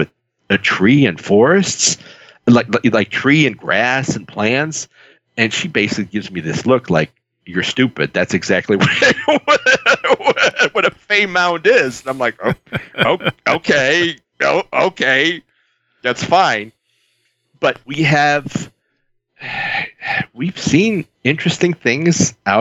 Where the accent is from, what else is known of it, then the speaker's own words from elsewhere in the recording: Chicago, Illinois, United States; I grew up in the South Side of Chicago.